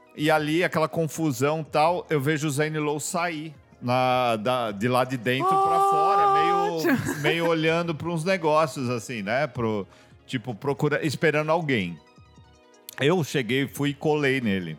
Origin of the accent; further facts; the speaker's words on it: São Paulo, Brazil; aqui no Rio, eu sou de São Paulo